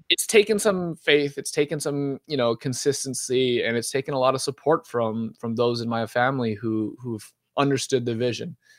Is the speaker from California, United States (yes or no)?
yes; Southern California, United States; moved away as an adult; also born or lived in Philadelphia; now in Oregon, United States; was born and raised in Southern California